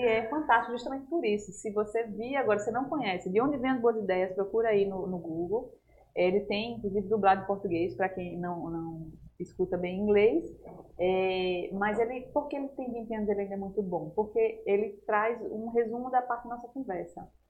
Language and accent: Portuguese; Natal, Rio Grande do Norte, Brazil; moved away; lá em Natal, que eu sou de lá, sou potiguar